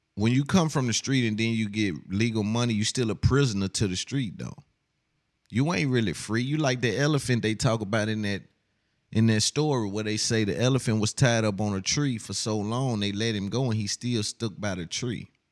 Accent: the South, United States; I'm from the South

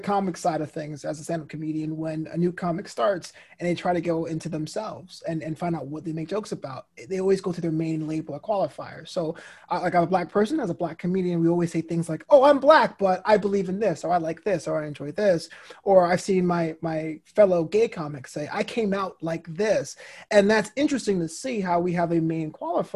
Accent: New York City, New York, United States; moved away as an adult; also born or lived in Florida / Orange County, California; now in Los Angeles, United States; I was born here in the County of Kings, the city of Brooklyn, New York, some 30 plus years ago

